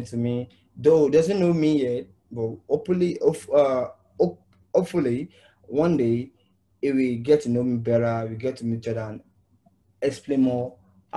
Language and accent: English; Nigeria; I started this music career when I was the age of 8 years old in Nigeria. Though I was born in the ghetto side